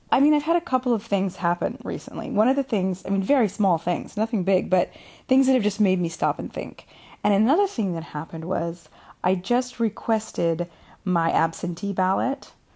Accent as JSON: {"language": "English", "country": "United States", "moved": "yes", "lives_now": "Italy"}